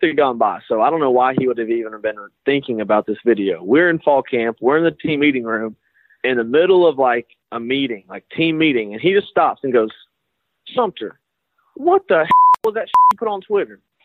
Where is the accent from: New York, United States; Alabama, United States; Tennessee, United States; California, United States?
Alabama, United States; I'm from Alabama